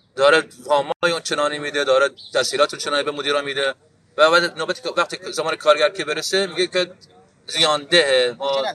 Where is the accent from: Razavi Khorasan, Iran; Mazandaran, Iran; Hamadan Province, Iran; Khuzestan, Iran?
Khuzestan, Iran; ما خوزستانی هستیم